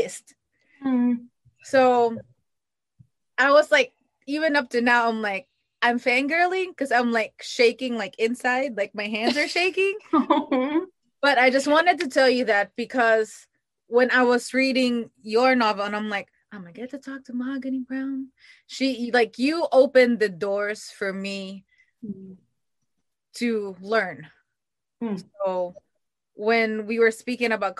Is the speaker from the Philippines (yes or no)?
yes; Philippines; now in United States; I'm from the Philippines, so I'm an immigrant